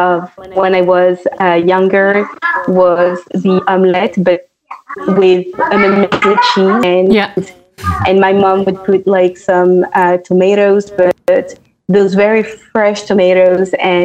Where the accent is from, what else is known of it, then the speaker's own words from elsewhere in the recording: France; moved away; also born or lived in London; initially I was born and raised in France